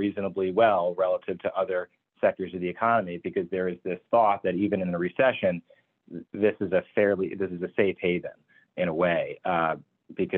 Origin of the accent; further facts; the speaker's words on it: New York, United States; moved away; I'm from New York originally